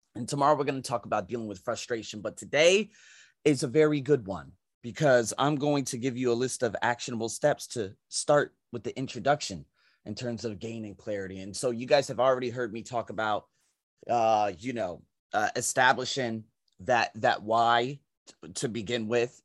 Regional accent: United States; moved away as an adult; now in Asia; I'm American

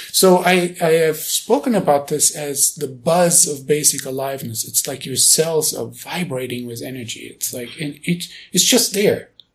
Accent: Germany; now in United States; being born and raised in Germany

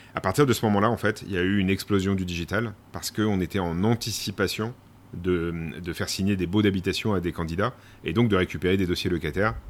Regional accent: Domont, Île-de-France, France; moved away; also born or lived in Les Sables-d'Olonne area, western France; je suis né en région parisienne, dans le Val d'Oise, à Daumont exactement

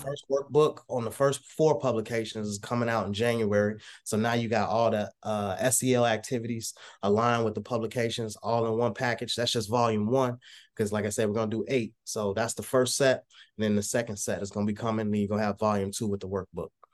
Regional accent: Texas, United States; now in Illinois, United States; originally I'm from Texas, uh, moved to Illinois

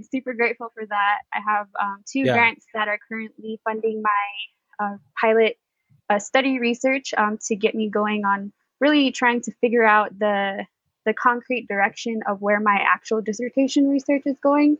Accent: Crow Reservation, southeastern Montana, United States; moved away as an adult; also born or lived in Hanover, New Hampshire / Arizona; I was born and raised on the Crow Reservation, located in southeastern Montana

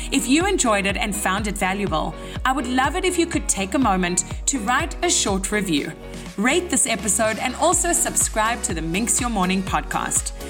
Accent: South Africa; also born or lived in Israel; Like I am South African. I am Israeli. I am soon to be Canadian.

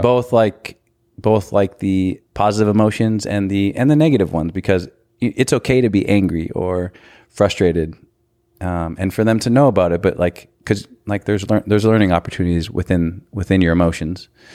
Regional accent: North Dakota, United States; moved away as an adult; now in Kansas, United States; I was born and raised in North Dakota

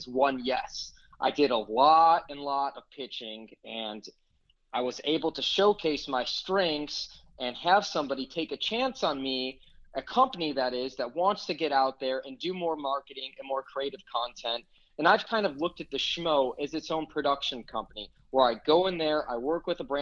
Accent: Chicago, Illinois, United States; moved away; Chicago, my hometown

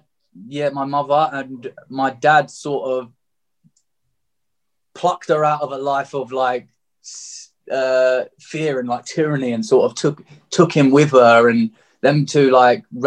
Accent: Margate, South East England, United Kingdom; I was born and raised in Margate

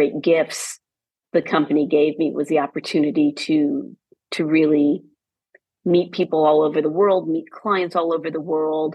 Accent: United States; particularly as an American

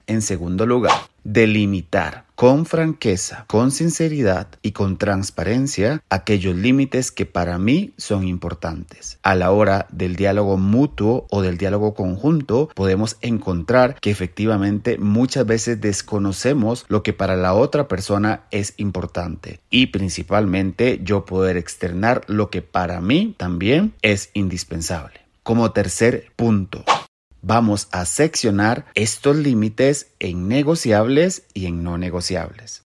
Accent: Costa Rica; en mi país Costa Rica

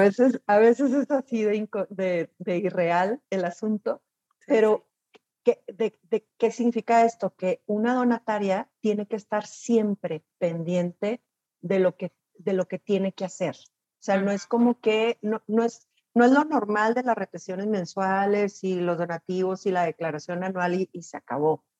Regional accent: Chihuahua, Mexico; Saludos desde, desde Chihuahua

